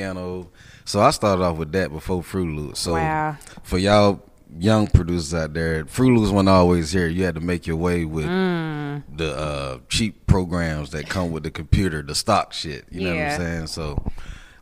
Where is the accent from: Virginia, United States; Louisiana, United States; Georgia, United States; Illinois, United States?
Georgia, United States; Ellenwood; Just growing up there